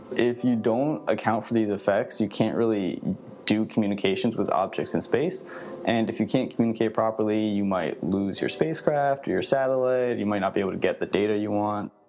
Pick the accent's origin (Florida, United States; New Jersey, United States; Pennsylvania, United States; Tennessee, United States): Pennsylvania, United States; Philadelphia; moved away as an adult; now in Orlando, United States; I grew up around Philadelphia, but I'm currently going to school in Orlando